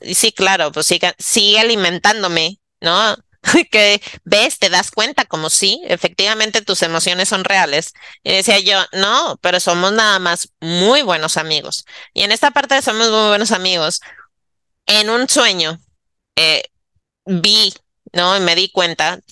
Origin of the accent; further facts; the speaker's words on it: Monterrey, Nuevo León, Mexico; moved away; yo regresé a Monterrey, porque soy de Monterrey, ¿no? Regresé a casa eh, de mi mamá